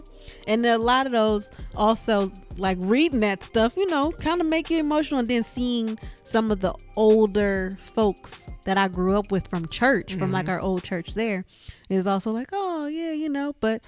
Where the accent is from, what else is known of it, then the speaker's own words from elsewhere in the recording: Michigan, United States; moved away as an adult; now in Texas, United States; We're from Michigan.